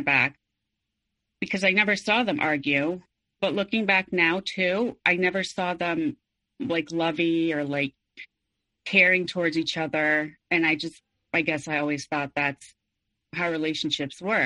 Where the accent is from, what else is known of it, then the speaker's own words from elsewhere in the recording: Mexico City, Mexico; I was born and raised in Mexico City